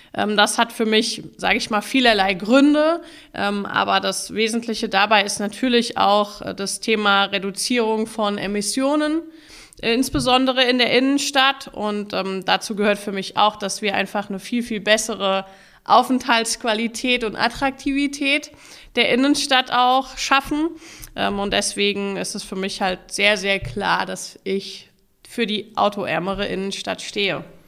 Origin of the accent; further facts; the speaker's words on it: Mainz, Rhineland-Palatinate, Germany; Mainz ist meine Heimatstadt